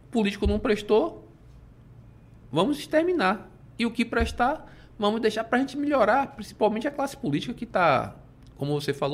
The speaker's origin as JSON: {"language": "Portuguese", "town": "Salvador", "region": "Bahia", "country": "Brazil", "tie": "born or raised there", "said": "Eu aqui nasci, cresci, vivo em Salvador, quero morrer aqui e é, Salvador para mim é tudo."}